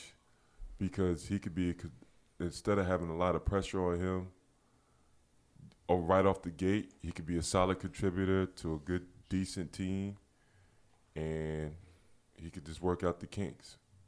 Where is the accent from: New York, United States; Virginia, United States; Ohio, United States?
New York, United States; As a New Yorker